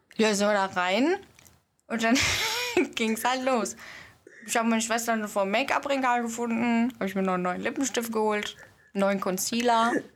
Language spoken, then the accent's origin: German; Odenwald, Germany; bei uns im Odenwald